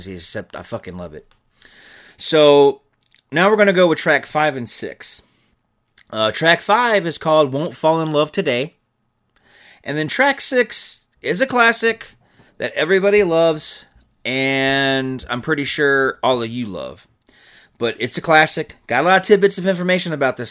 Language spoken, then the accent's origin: English; Georgia, United States; I grew up in Georgia